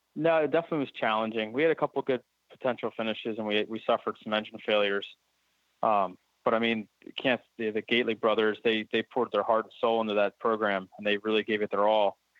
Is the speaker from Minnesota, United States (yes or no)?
no; Pennsylvania, United States; growing up in Pennsylvania and we have definitely have four seasons here